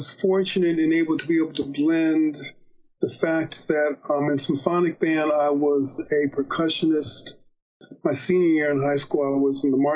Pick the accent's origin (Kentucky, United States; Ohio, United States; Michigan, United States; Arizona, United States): Ohio, United States; Dayton; also born or lived in Cleveland; All happening in Dayton, Ohio. I was born in Cleveland, but my mom, um, she obtained a job at the Veterans Administration as a radioisotope chemist.